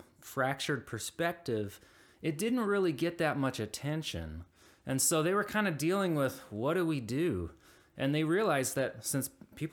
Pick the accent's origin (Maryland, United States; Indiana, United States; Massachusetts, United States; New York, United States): Indiana, United States; Indianapolis; moved away; my hometown of Indianapolis